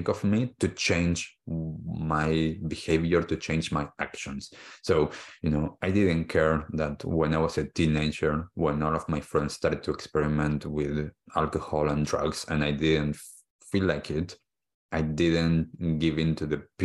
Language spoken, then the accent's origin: English; Argentina; moved away; I was born in Argentina, I grew up there